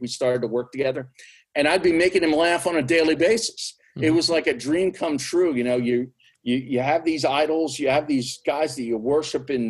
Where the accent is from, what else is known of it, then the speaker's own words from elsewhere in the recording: Berks County, Pennsylvania, United States; I grew up in Berks County